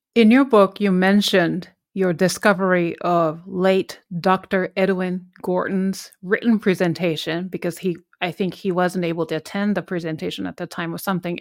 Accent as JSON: {"language": "English", "country": "Japan", "second_language": "English", "moved": "as an adult", "said": "I'm originally from Japan, I'm Korean"}